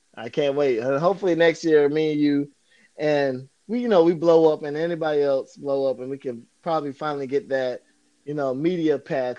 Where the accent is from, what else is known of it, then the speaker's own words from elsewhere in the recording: Florida, United States; I grew up in Florida